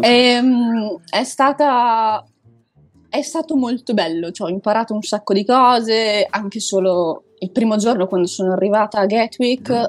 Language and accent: Italian; province of Belluno, Veneto, Italy; moved away as an adult; now in Lisbon, Portugal; io sono cresciuta, nata, eccetera, eccetera, in un paesino piccino in provincia di Belluno